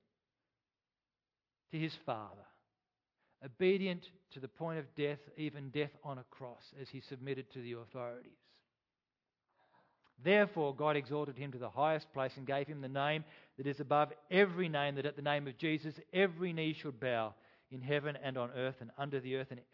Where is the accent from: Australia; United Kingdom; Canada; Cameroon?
Australia; I am an Australian